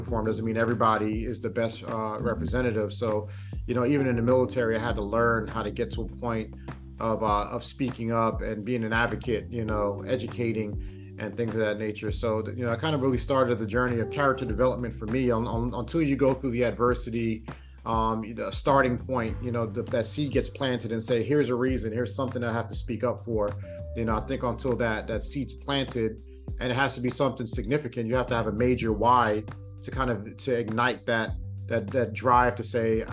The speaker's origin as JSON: {"language": "English", "town": "New York City", "region": "New York", "country": "United States", "tie": "born or raised there", "also_born_or_lived": "Virginia", "moved": "yes", "said": "growing up in Brooklyn"}